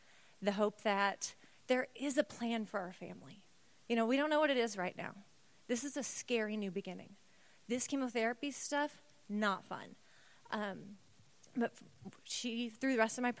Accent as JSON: {"language": "English", "town": "St. Louis", "region": "Missouri", "country": "United States", "tie": "born or raised there", "moved": "yes", "said": "We were both born and raised in St. Louis area"}